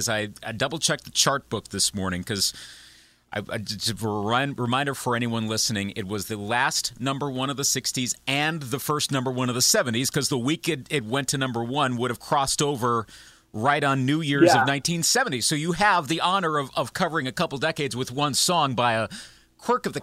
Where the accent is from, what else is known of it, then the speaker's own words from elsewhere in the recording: Eau Claire, Wisconsin, United States; my hometown, Eau Claire, Wisconsin